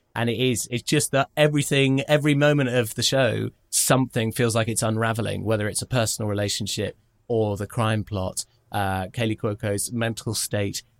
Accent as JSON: {"language": "English", "country": "United Kingdom", "said": "as a British person"}